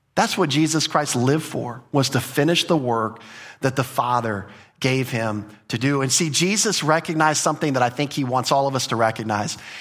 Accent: United States; as an American culture

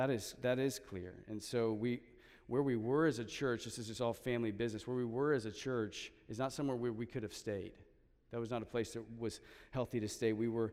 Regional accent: Texas, United States; because we're transplants from Central Texas, HEB kind of just feels like home, okay?

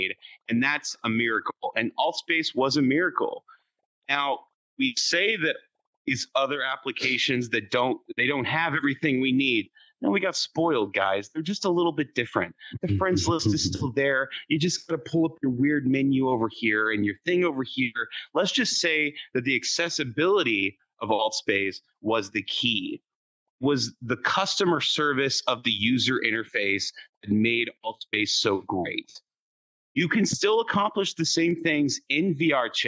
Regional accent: San Antonio, Texas, United States; I was born in San Antonio

